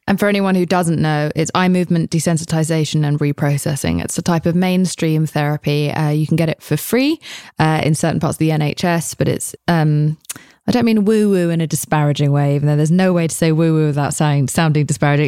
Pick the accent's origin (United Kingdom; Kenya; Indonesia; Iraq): United Kingdom; I'm British